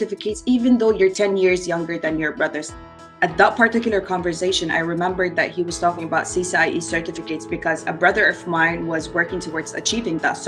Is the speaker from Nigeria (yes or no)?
no; Saudi Arabia; I was actually born and raised in Saudi Arabia